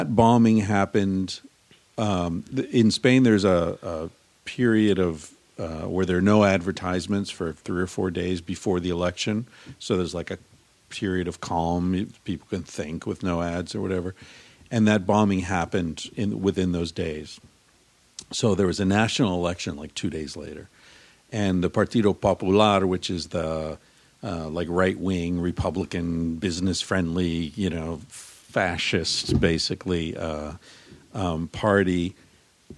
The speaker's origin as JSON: {"language": "English", "country": "United States", "said": "as an American"}